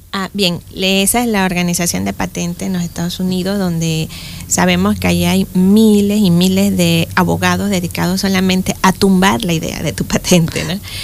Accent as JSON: {"language": "Spanish", "town": "Boquete", "region": "Chiriquí", "country": "Panama", "tie": "born or raised there", "also_born_or_lived": "Spain", "said": "soy de Boquete, eh, nací en Boquete y en aquellos tiempos en que las mamás tenían los hijos en la casa"}